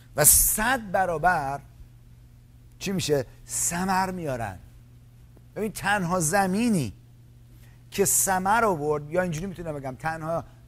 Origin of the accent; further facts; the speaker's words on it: Iran; من از ایرانی هستم ما از همون جایی که شما اومدید منم اومدم